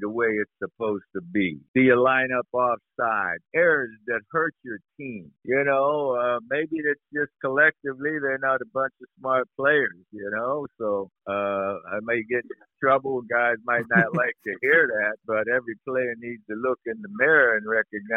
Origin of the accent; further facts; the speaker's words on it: near Pittsburgh, Pennsylvania, United States; Pittsburgh Steelers were close to home.